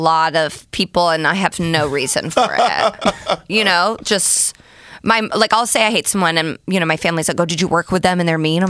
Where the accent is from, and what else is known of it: Indiana, United States; moved away